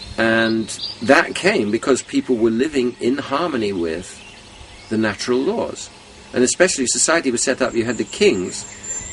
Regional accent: London, United Kingdom; I was born in London

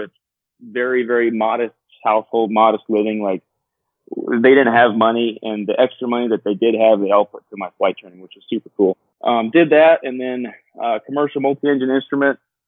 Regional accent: South Georgia, United States; Born and raised in South Georgia.

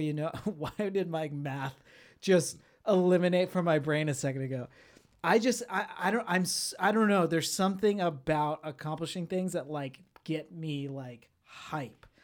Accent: Florida, United States; I grew up in Florida

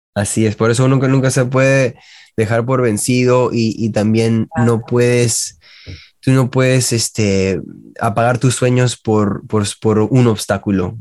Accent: Miami, Florida, United States; also born or lived in Peru; a los dos años llegué a la ciudad de Miami y he estado acá hasta ahorita que tengo 35 ya

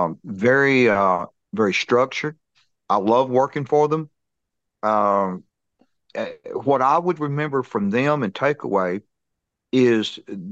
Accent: Tennessee, United States; The Nashville Brawl, and it was in my home state in Tennessee

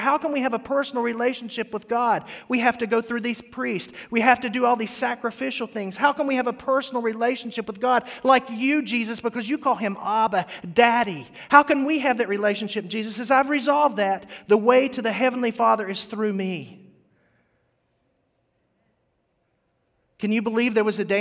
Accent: West Virginia, United States; I grew up in West Virginia where there's rattlesnakes and copperheads.

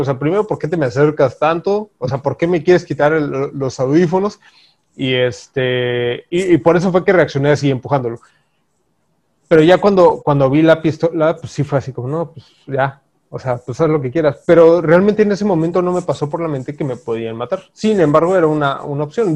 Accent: Mexico; nosotros como mexicanos

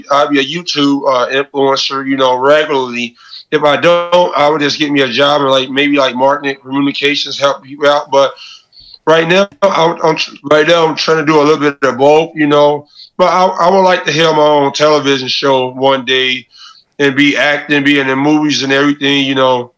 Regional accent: Chicago, Illinois, United States; I'm from Chicago, so if I'm talking to Chicago people, I can do interviews in person.

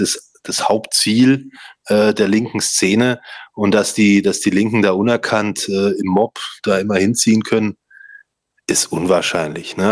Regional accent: Stuttgart, Baden-Württemberg, Germany; bei uns in Stuttgart

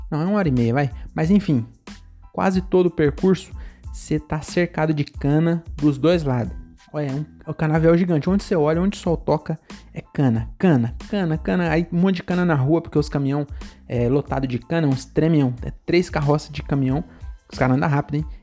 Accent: São Paulo, Brazil; born there; Então eu sou nordestino, na verdade eu nasci em São Paulo, né? nasci bem no centrão lá, nasci na Augusta, inclusive.

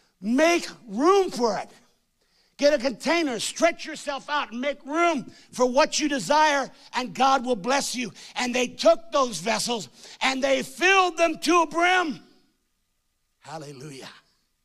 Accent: Hamilton, Ontario, Canada; born there; I was born in Hamilton, Ontario.

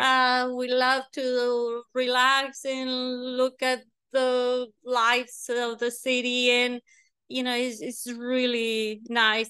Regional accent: Mexico; first language Spanish; English is a second language; moved away as an adult; also born or lived in Texas / Mexico City; now in San Antonio, United States; I was, uh, born in Texas, but I was raised in Mexico.

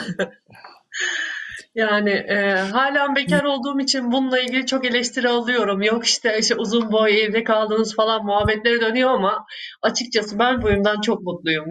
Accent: Ankara, Turkey; Ankara'da büyüdüm.

